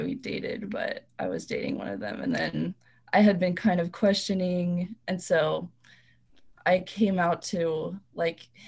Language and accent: English; Conway, Arkansas, United States; now in Kansas City, United States; I grew up in Conway, Arkansas, which is a small, pretty southern town.